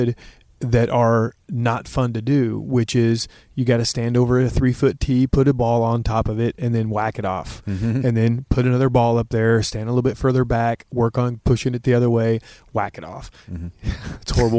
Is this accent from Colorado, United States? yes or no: no; Oklahoma City, Oklahoma, United States; moved away as an adult; also born or lived in Los Angeles; I'm from suburban Oklahoma City.